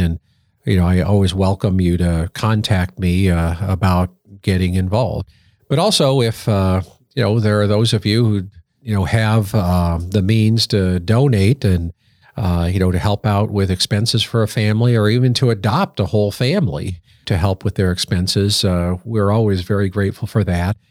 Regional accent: Colorado Springs, Colorado, United States; moved away; I grew up in Colorado Springs

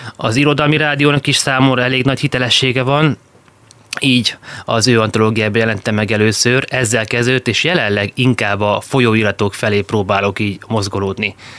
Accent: Szeged, Csongrád-Csanád, Hungary; új Szegeden születtem. Nyilván oda köt a legerősebb kapocs, mert a születés mellett még az első tíz évemet volt szerencsém ott eltölteni

